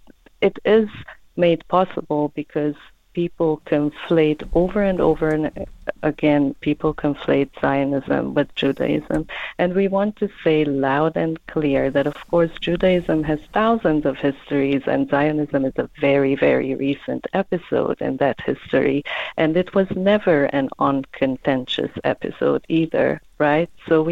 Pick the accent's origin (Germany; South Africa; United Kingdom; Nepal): South Africa; So I think it's been very important for us as the South African Jews for a Free Palestine